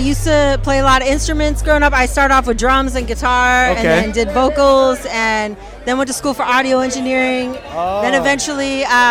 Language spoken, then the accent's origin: English; Portland, Oregon, United States; moved away as an adult; now in Los Angeles, United States; I'm from Portland, Oregon originally, and okay, now I lived here for about 3 years.